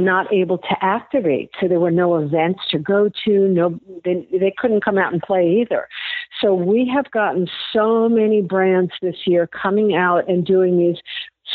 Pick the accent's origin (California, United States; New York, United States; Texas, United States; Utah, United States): New York, United States; New York City; now in St. Petersburg, United States; I'm from New York, mm-hmm. and I'm from the city